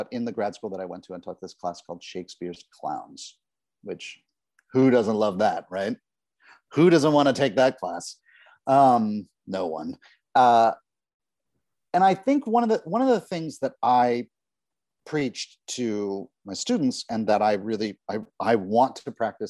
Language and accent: English; New York, United States; I love the New York Times. I love that it's my hometown newspaper